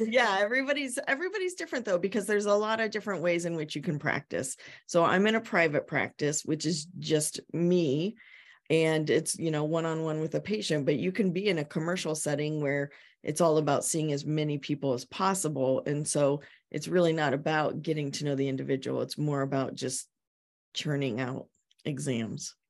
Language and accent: English; Ohio, United States; now in Yarmouth, Maine, United States; I'm from Ohio